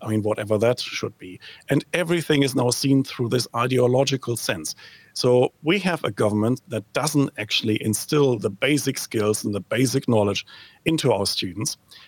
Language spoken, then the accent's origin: English; New Zealand; Not the kind of video you would like as a New Zealander to go viral worldwide, but certainly a source of consternation and perhaps even a bit of entertainment here.